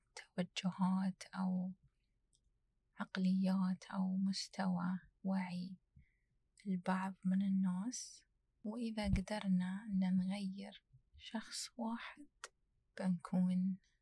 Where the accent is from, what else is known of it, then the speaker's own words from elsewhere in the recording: United Arab Emirates; أنا كإماراتية